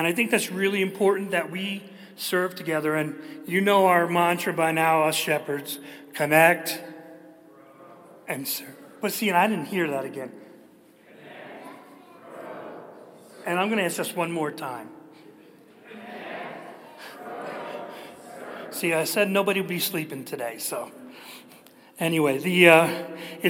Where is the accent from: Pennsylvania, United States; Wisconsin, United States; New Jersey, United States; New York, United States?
New Jersey, United States; I'm from New Jersey